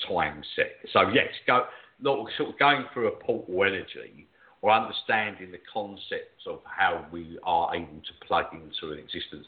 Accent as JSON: {"language": "English", "region": "England", "country": "United Kingdom", "said": "I'm an …, so I'm an alien to that area."}